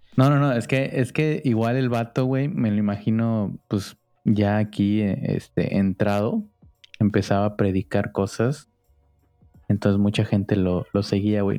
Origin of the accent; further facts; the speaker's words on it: Cancún, Quintana Roo, Mexico; now in Sinaloa, Mexico; crecimos en Cancún, Quintana Roo